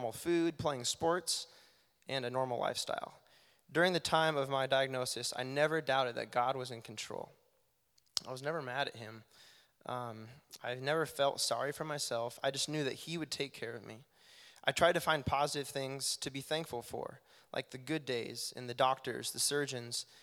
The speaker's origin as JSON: {"language": "English", "town": "Boone", "region": "Iowa", "country": "United States", "tie": "born or raised there", "moved": "as an adult", "lives_now": "Cedar Falls, United States", "said": "moving away from Boone, my hometown, and living here in Cedar Falls"}